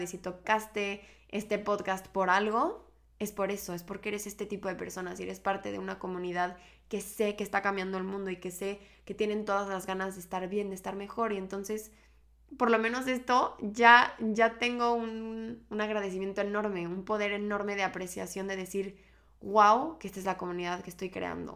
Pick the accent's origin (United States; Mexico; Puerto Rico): Mexico; moved away as an adult; now in Barcelona, Spain; yo vivo ahorita en Barcelona, pero soy mexicana y llevo dos años viviendo en esta preciosa ciudad